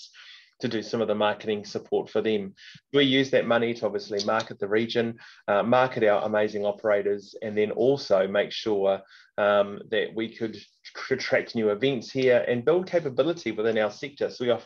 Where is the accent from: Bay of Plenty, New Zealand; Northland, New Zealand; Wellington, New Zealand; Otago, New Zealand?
Northland, New Zealand; moved away as an adult; also born or lived in Waikato; now in Hamilton, New Zealand; I'm originally from Northland, Te Tai Tokoro